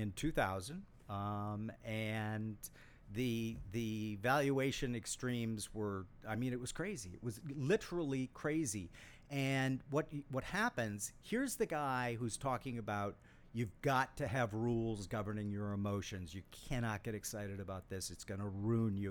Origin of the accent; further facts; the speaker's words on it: Saint Paul, Minnesota, United States; I grew up in Saint Paul, Minnesota